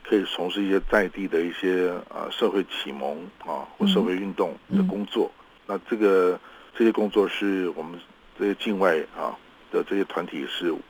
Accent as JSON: {"language": "Chinese", "country": "Taiwan", "said": "我们都是台湾人嘛"}